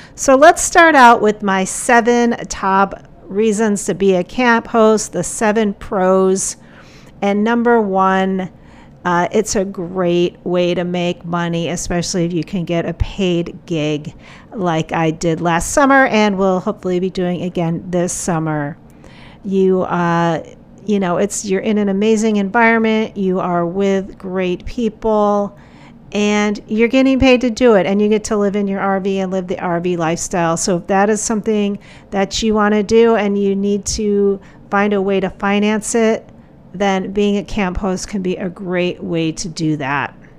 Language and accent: English; Portland, Oregon, United States; my hometown of Portland, Oregon